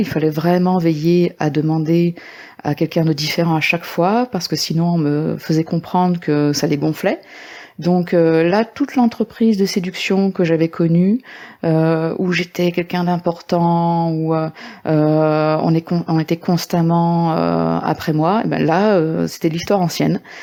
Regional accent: Lyon, Auvergne-Rhône-Alpes, France; now in Vaucluse, France; je vis actuellement dans le Vaucluse, mais je suis originaire de Lyon

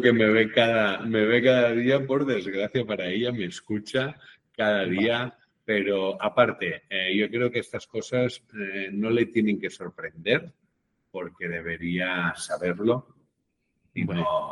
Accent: Catalonia, Spain; como buen catalán

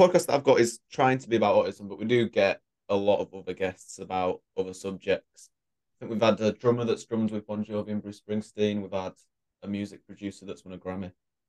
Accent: Leeds, Yorkshire and the Humber, United Kingdom; now in Scotland, United Kingdom; Cool, yeah, so … First off, thanks for having me on your show. Happy to be here. But yeah, I'm a podcaster from Leeds. I live in Scotland now

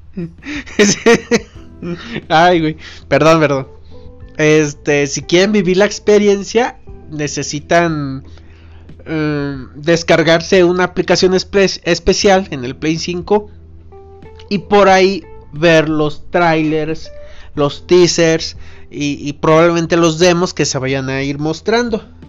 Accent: Irapuato, Guanajuato, Mexico; yo soy originario de Irapuato

